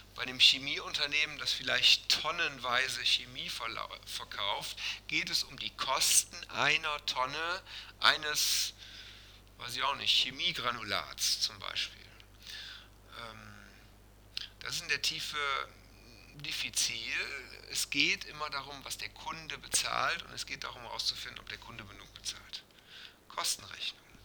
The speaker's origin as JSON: {"language": "German", "country": "Germany", "said": "bei uns in Deutschland"}